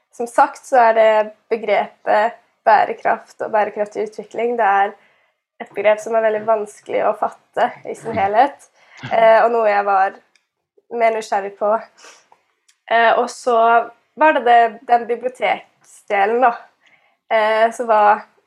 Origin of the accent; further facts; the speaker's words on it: Karmøy, Rogaland, Norway; moved away as an adult; also born or lived in Telemark; now in Bergen, Norway; jeg er, sier at jeg er fra Karbøy